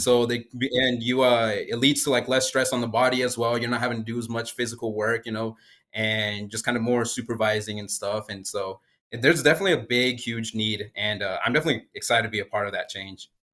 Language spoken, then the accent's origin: English; Springdale, Arkansas, United States; I actually grew up down the road over in Springdale, Arkansas